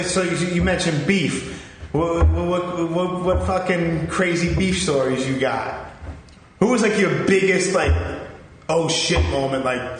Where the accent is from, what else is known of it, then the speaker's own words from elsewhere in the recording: New York City, New York, United States; I grew up, like, I'm originally from Canarsie.